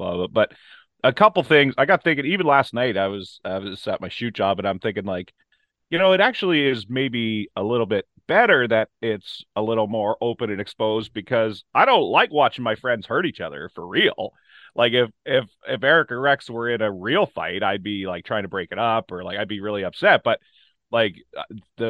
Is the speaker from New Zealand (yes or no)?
no; Ontario, Canada; I'm from Ontario